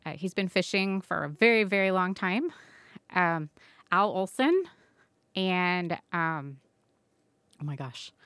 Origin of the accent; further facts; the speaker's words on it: Southwest Florida, United States; I grew up in Southwest Florida on the Gulf Coast.